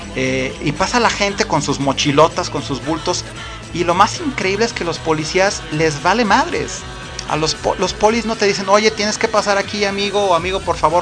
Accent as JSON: {"language": "Spanish", "country": "Mexico", "said": "Esto no me define como mexicano"}